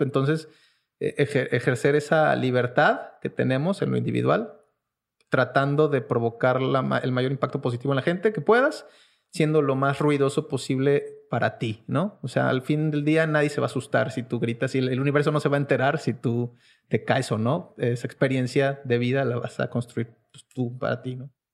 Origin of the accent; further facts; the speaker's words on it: Querétaro, Mexico; also born or lived in Mexico City; yo nací en Ciudad de México, nací en Iztapalapa, donde son …, este, pero crecí en la ciudad de Querétaro